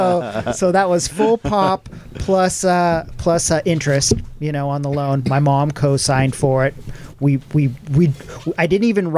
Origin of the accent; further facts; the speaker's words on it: Santa Cruz, California, United States; born and raised in Santa Cruz, back then, Santa Cruz was a small town.